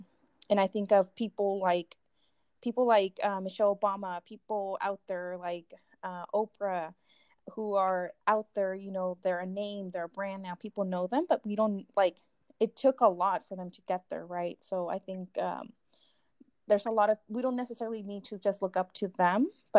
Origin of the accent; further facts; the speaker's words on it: California, United States; also born or lived in Mexico; City and having grown up in California, I identify with that term because I'm not Mexican enough and I'm not American enough because, one, I don't have my documentation.